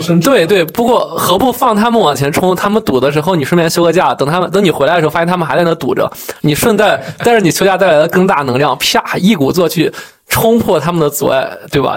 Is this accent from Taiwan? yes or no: no; Yuncheng, Shanxi, China; now in Beijing, China; 因为我家乡是个四线小城市，叫运城